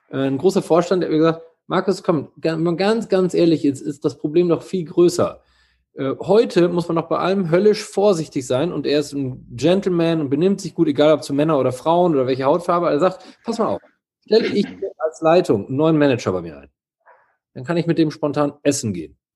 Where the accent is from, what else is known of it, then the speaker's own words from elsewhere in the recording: East Germany, Germany; ich komme aus Ostdeutschland, ich habe das schon erlebt, weißt du?